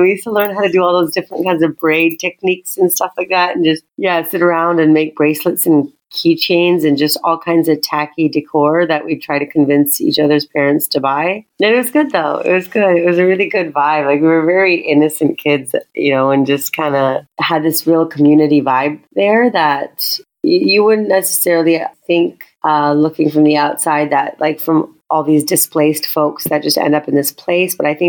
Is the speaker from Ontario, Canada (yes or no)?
no; Calgary, Alberta, Canada; also born or lived in Toronto / Mississauga; now in Tanzania; And I'm like, you should see the culture shock of when I moved from Calgary to Toronto. Like, it was so extreme because we were growing up with like Stampede and you know, learning how to line dance.